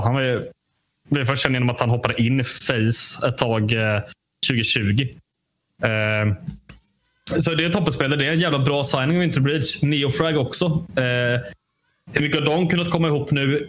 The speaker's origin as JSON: {"language": "Swedish", "country": "Sweden", "said": "jag är ju svensk"}